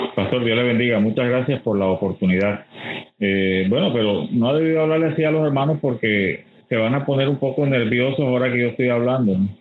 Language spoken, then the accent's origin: Spanish; Barranquilla, Atlántico, Colombia; moved away as an adult; also born or lived in Bogotá; yo soy barranquillero